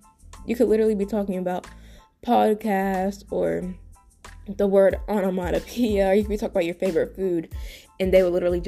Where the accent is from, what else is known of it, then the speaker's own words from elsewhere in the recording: U.S. Virgin Islands; Because I am from the Virgin Islands and I am not willing to relocate anytime soon.